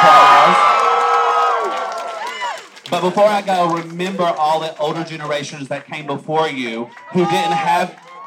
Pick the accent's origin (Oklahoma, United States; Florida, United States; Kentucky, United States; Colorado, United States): Kentucky, United States; Virgie; now in Tennessee, United States; I was born and raised in Eastern Kentucky.